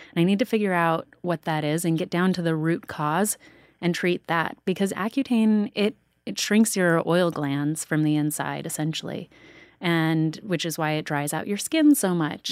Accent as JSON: {"language": "English", "town": "Sedona", "region": "Arizona", "country": "United States", "tie": "born or raised there", "said": "Danielle and I grew up together in Sedona"}